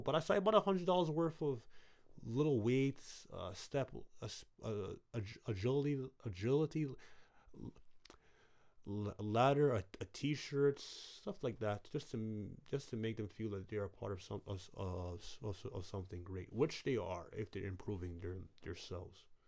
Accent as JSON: {"language": "English", "town": "Brooklyn", "region": "New York", "country": "United States", "tie": "born or raised there", "said": "Brooklyn's my hometown"}